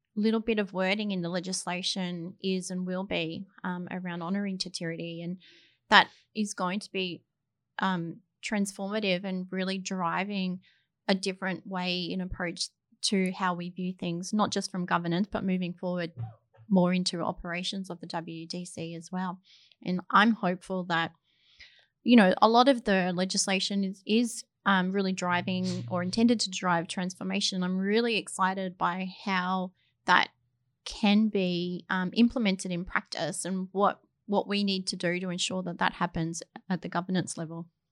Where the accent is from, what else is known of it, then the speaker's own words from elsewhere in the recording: Australia; moved away as an adult; now in New Zealand; I'm not a New Zealander, I'm a, an Australian